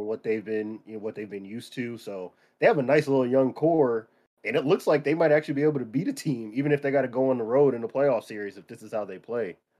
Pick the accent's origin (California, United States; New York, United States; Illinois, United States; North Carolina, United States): California, United States; San Diego; Growing up in San Diego